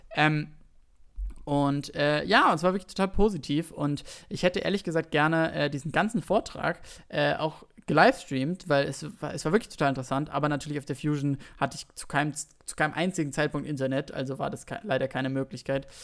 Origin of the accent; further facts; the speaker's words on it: Berlin, Germany; noch in Zehlendorf, wo ich aufgewachsen bin